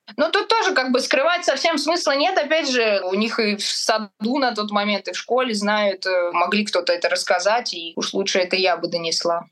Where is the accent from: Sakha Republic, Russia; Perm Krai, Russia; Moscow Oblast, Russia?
Moscow Oblast, Russia; в Подмосковье, в Сербское, в моем родном городе